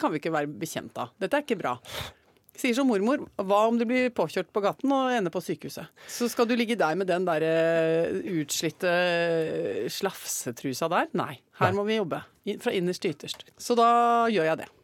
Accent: Norway; Her hjemme i Norge

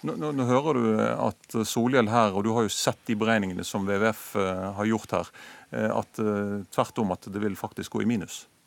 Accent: Bergen, Vestland, Norway; min hjemby Bergen

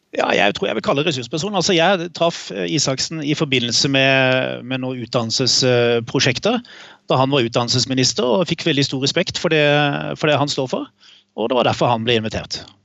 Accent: Kristiansand, Agder, Norway; vi vokste jo opp i Kristiansand begge

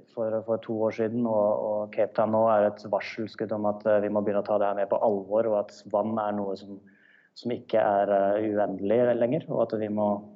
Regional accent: Norway; now in South Africa

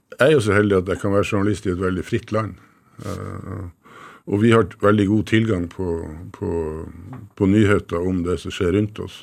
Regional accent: Northern Norway, Norway; Som nordlending så har jeg bodd tett på Russland

